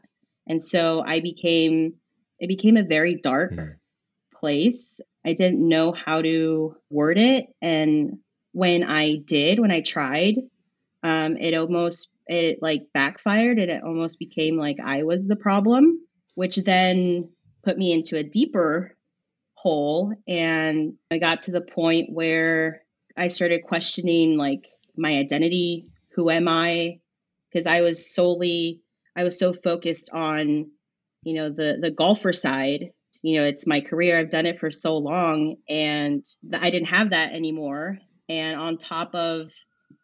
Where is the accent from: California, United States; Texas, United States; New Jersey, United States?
California, United States; Azusa; where I grew up in Azusa